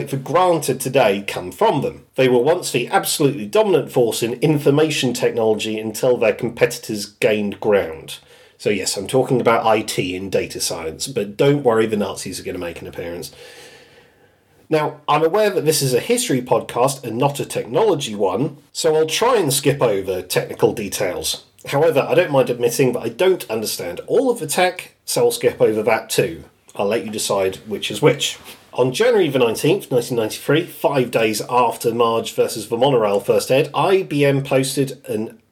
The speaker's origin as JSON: {"language": "English", "country": "United Kingdom", "said": "I'm British"}